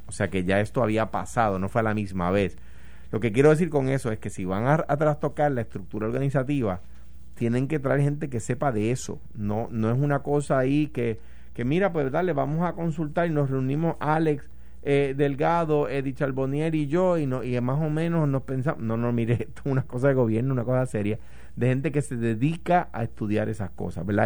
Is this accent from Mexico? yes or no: no; Coamo, Puerto Rico; en Cuamo, de donde yo soy